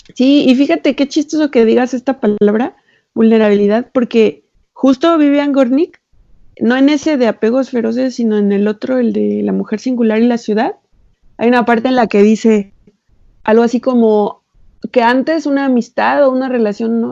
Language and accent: Spanish; Xalapa, Veracruz, Mexico; nosotros, mi hermano y yo, crecimos en Jalapa